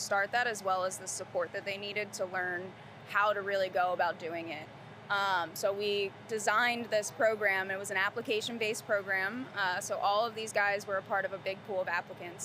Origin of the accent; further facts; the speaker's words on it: Philadelphia, Pennsylvania, United States; now in Charlotte, United States; When I came down here, I'm originally from Philadelphia, and I came from a city of murals.